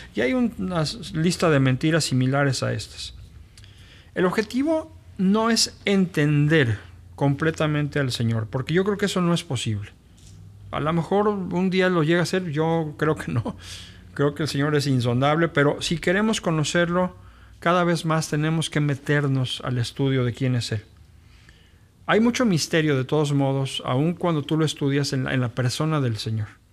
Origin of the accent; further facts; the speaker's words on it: Mexico City, Mexico; moved away as an adult; now in Monterrey, Mexico; yo soy originario de la Ciudad de México pero tengo radicando acá en la ciudad ya pues 22 años acá.